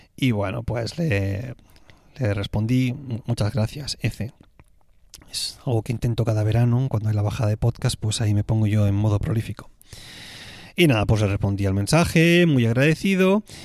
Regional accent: Tarragona, Catalonia, Spain; born or raised there; moved away

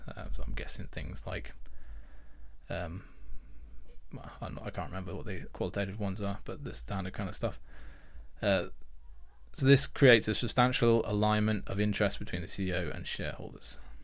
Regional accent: United Kingdom; I'm British

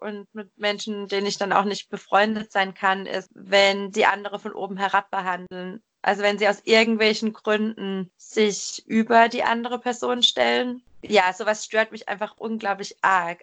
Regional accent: Germany; moved away as an adult; also born or lived in Frankfurt; wir im gleichen Dorf aufgewachsen sind in Deutschland

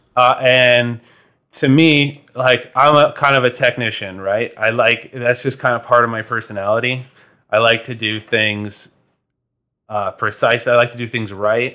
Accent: Toronto, Ontario, Canada; moved away as an adult; now in London, Canada; I'm originally from Toronto

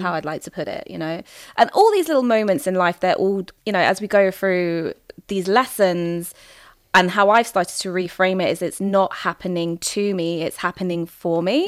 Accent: England, United Kingdom; I might be seen as, like, an English woman, British woman.

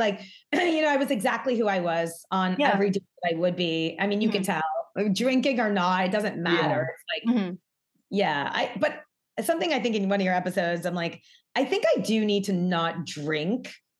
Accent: New York, United States; now in Los Angeles, United States; I'm born and bred New York.

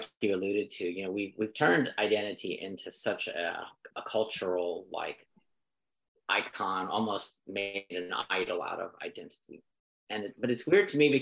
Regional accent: United States; I was born in America. That makes me an American citizen

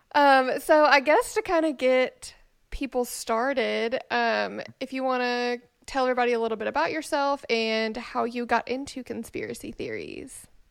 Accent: Memphis, Tennessee, United States; moved away; also born or lived in Nashville; we are both from Memphis

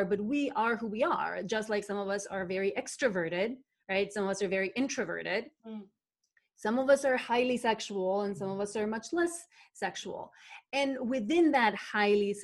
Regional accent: North Macedonia; where I was growing up in Macedonia, small southeastern country in that used to be part of former Yugoslavia

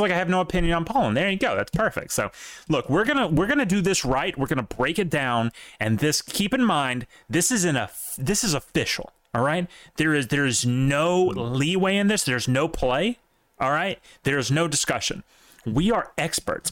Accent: Mississippi, United States; I'm from Mississippi

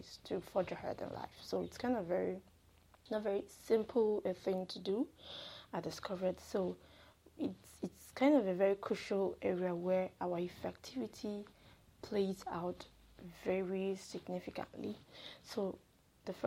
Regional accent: Nigeria; I'm a Nigerian

